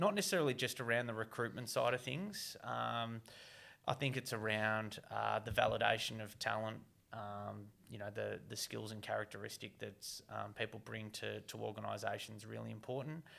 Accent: Geelong, Victoria, Australia; my hometown, Geelong

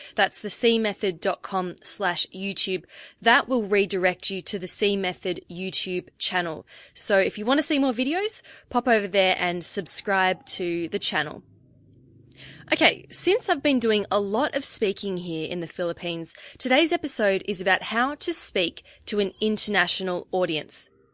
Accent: Melbourne, Victoria, Australia; I'm twenty-nine years old, and like the rest of our team, I'm from Melbourne, Australia.

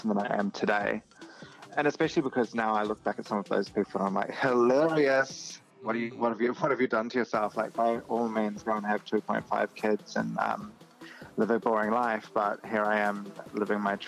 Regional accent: New Zealand; moved away as an adult; now in Australia; I'm originally from New Zealand, from Aotearoa

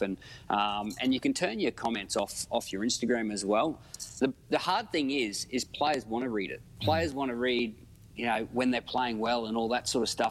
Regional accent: Queensland, Australia; as a Queenslander

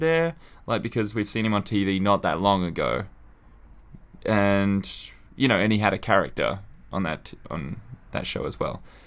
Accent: Australia; growing up in Australia

